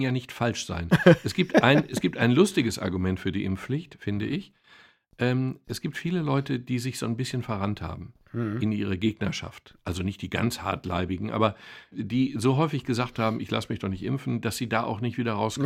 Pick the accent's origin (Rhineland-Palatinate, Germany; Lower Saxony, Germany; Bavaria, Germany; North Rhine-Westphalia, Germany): North Rhine-Westphalia, Germany; Castrop-Rauxel; bei uns in Kastrop